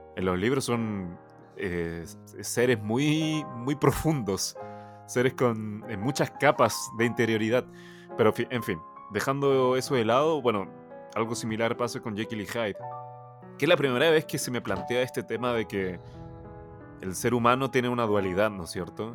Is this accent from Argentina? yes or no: no; Chile; Spanish is a second language; also born or lived in China; yo llegué a Chile cuando, bueno, para la gente que no sabe, yo nací en China, tengo nacionalidad china, vivo actualmente en Chile, pero yo llegué a Chile cuando tenía alrededor de 5 o 6 años, entonces no sabía nada de español